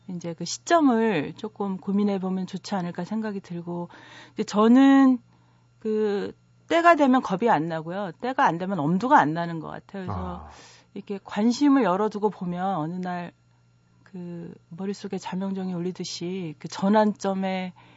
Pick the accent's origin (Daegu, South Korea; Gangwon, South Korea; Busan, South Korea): Gangwon, South Korea; Hwacheon; moved away; 저도 강원도 화천에서 자라서